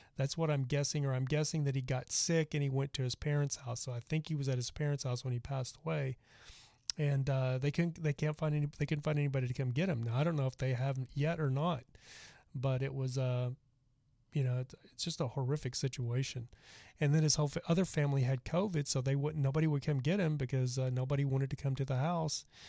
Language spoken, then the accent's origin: English; Dallas, Texas, United States; I'm actually from Dallas